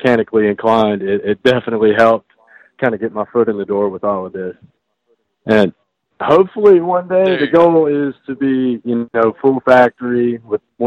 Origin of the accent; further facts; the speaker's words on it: the South, United States; Me being from the South